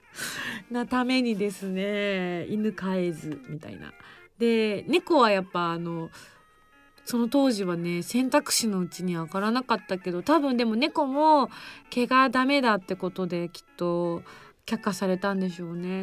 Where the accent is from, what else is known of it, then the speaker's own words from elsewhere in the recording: Yamaguchi, Japan; accent: Yamaguchi dialect; also born or lived in Tokyo; 自分東京弁と山口弁しか知らんけえね